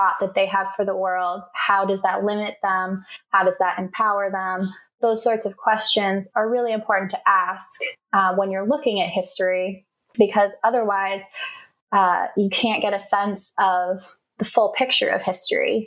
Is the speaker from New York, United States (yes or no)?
no; Portland, Maine, United States; I grew up in Maine, which is the whitest state in the country